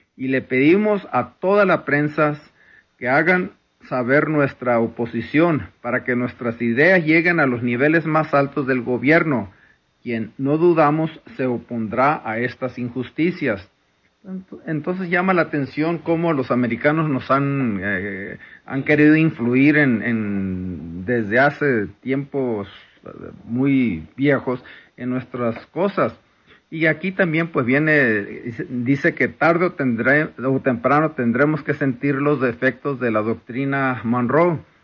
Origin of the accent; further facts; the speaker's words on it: Mexico